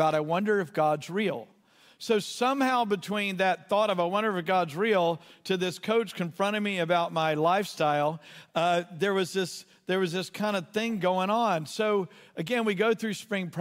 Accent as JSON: {"language": "English", "region": "Southeast Texas", "country": "United States", "tie": "born or raised there", "said": "I grew up in Southeast Texas, and Southeast Texas, boys didn't cry"}